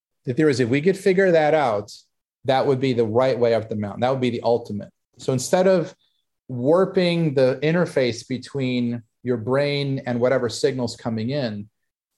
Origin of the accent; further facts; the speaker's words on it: Hollywood, Florida, United States; that place was where I grew up in Hollywood.